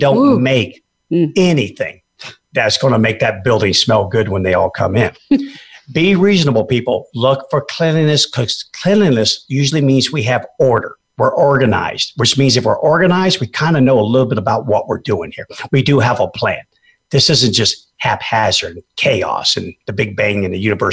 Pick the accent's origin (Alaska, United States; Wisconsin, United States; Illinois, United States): Alaska, United States; Fairbanks; I grew up in Alaska and I know a little bit about cold. The interior of Alaska, by the way, not that wimpy old Juneau and Ketchikan down there on the panhandle. I'm talking about Fairbanks, baby.